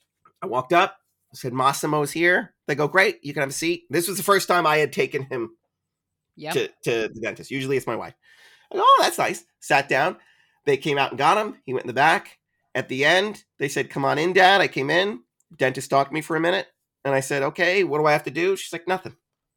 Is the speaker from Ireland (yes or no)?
yes; Ireland; And my answer always is, I'm Irish, is very articulate.